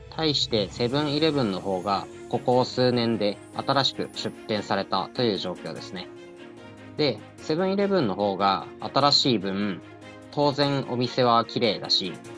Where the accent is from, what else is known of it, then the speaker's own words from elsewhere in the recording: Tohoku, Japan; moved away as an adult; also born or lived in Kanto / Tokyo; 僕は東北出身でして、生まれてから高校を卒業するまでは田舎で暮らしていました